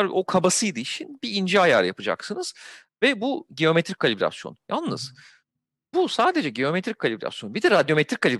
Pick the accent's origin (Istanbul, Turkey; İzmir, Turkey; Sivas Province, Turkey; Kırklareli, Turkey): İzmir, Turkey; E, ben de İzmirliyim.